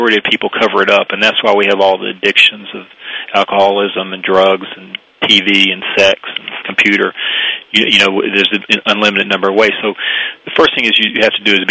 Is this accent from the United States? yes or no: yes; the South, United States; I grew up Jewish in the South, fairly small Jewish community